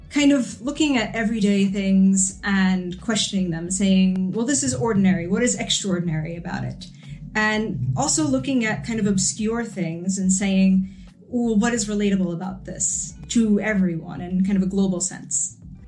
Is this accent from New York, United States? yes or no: yes; New York, United States; I'm from New York. I grew up here. I live here.